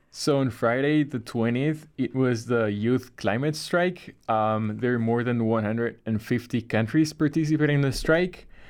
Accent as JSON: {"language": "English", "country": "Bolivia", "moved": "yes", "lives_now": "Chicago, United States", "said": "I am from Bolivia, South America"}